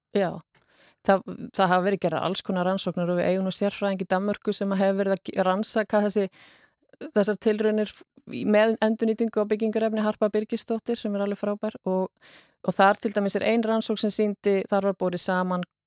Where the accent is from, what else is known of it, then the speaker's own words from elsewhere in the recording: Iceland; við erum Íslandingar